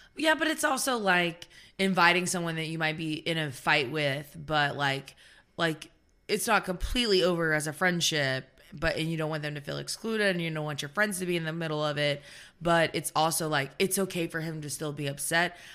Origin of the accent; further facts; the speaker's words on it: the South, United States; I'm from the South